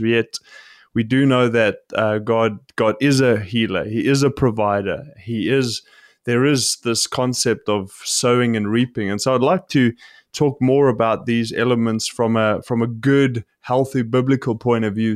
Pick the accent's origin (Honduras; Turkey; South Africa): South Africa; I grew up in South Africa